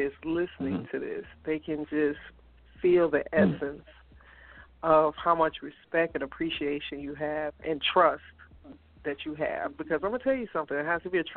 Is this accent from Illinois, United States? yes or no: yes; Chicago, Illinois, United States; I'm from Chicago.